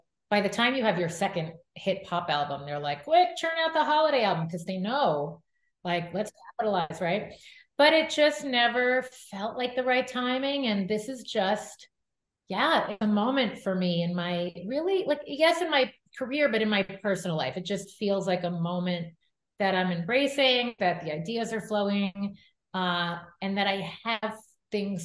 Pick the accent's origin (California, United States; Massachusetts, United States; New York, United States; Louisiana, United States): New York, United States; now in Las Vegas, United States; I grew up in New York and the Jewish community was very strong